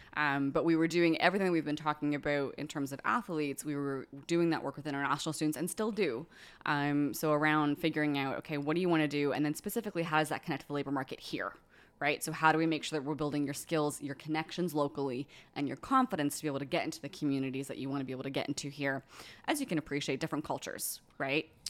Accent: Bermuda; now in Nova Scotia, Canada; From Bermuda

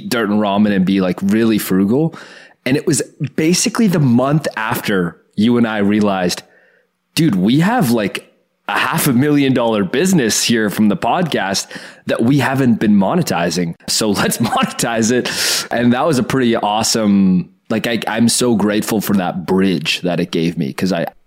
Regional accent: Oakville, Ontario, Canada; I grew up in Oakville with a lot of very rich people

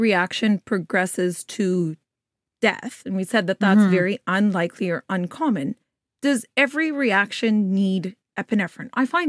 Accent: Alberta, Canada; I grew up in Alberta, so I've seen people get struck by lightning and live.

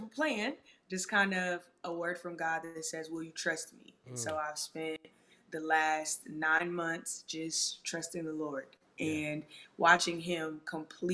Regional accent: Chicago, Illinois, United States; now in Los Angeles, United States; I am originally from Chicago, Illinois. Yeah. I currently reside in Los Angeles, California.

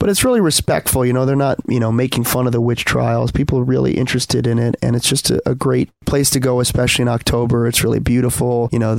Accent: Swampscott, Massachusetts, United States; also born or lived in Salem, Massachusetts; So I grew up in Swampscott, Massachusetts, which is very close to Marblehead and Salem. Then I moved to Salem, I want to say about 10 years ago, and spent some time in Salem

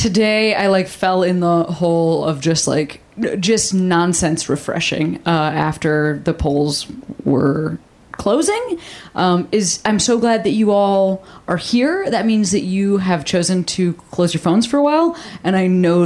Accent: Illinois, United States; moved away; I'm from Illinois.

